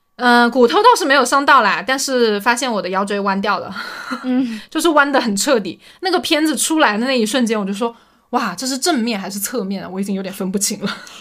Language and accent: Chinese; Anhui, China; now in Shenzhen, China; 因为我是安徽人